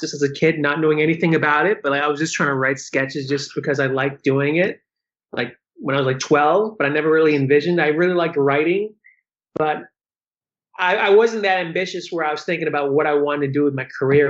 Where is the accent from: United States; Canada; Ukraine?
United States; Laconia, New Hampshire; now in Los Angeles, United States; I grew up in Laconia, New Hampshire